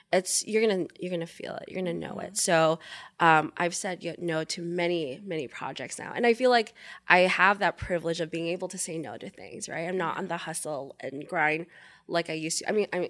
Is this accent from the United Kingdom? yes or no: no; Japan; also born or lived in Philippines; I grew up in Japan. I was born in the Philippines.